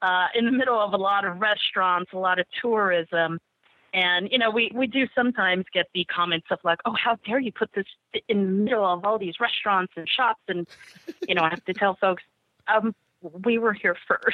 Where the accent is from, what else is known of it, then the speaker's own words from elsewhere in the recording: San Diego, California, United States; moved away; I'm from San Diego, spent most of my life there